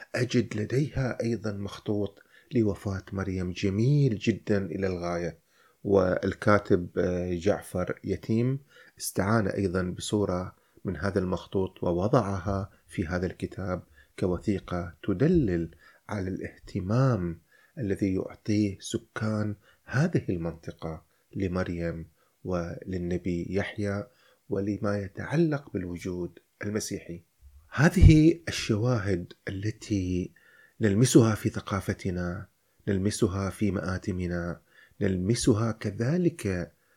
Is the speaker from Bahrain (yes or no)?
yes; Al Dair, Muharraq Governorate, Bahrain; نحن مسيحيون نحن لدينا في قريتنا مسجدا اسمه الراهب